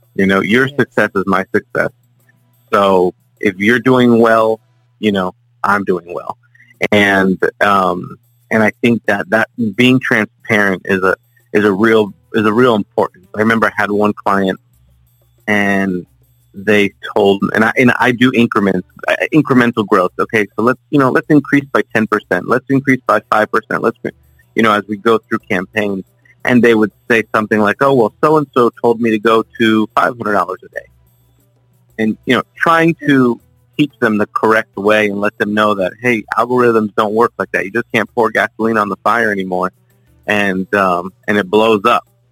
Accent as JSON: {"language": "English", "region": "South Florida", "country": "United States", "tie": "born or raised there", "said": "born and raised in South Florida. Um, you know, lived here my entire life."}